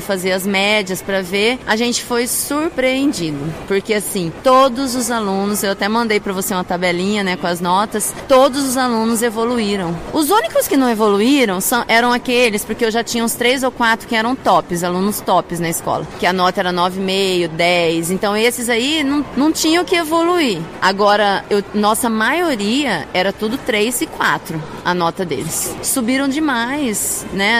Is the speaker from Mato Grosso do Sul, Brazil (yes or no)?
yes; Mato Grosso do Sul, Brazil; pessoas lá do meu estado mesmo, Mato Grosso do Sul